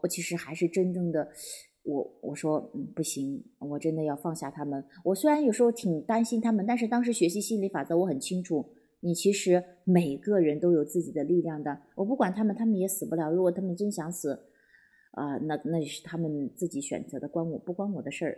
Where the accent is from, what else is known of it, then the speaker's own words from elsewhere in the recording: Wuyang, Henan, China; 回到武阳，就在这个我的老家的地方